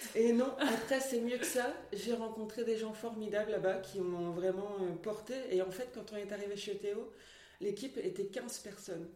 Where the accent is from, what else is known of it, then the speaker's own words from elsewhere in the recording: Lille area, Hauts-de-France, France; also born or lived in Mouvaux; Je suis née à Lille et j'ai fait mon enfance à Venedasque et maintenant j'habite à Mouvaux